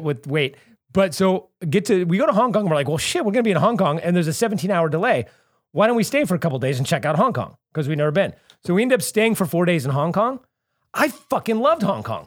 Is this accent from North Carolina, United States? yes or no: no; Santa Cruz, California, United States; moved away as an adult; now in Los Angeles, United States; I grew up in Santa Cruz